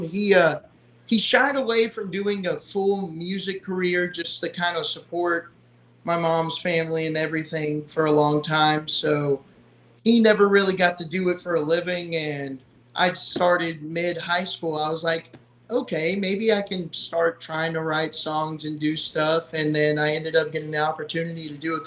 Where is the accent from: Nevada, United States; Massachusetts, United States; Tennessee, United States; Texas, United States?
Texas, United States; Nacogdoches; I'm from Nacogdoches, Texas